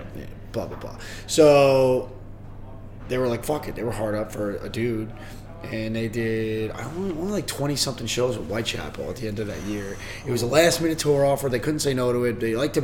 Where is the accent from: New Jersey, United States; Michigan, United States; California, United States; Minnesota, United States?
New Jersey, United States; I'm from New Jersey. Awesome. Yeah, so I've lived there my whole entire life, apart from maybe 1 year when I was in my late teens.